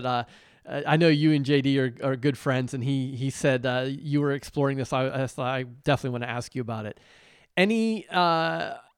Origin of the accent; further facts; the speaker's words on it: Pittsburgh, Pennsylvania, United States; I grew up in Pittsburgh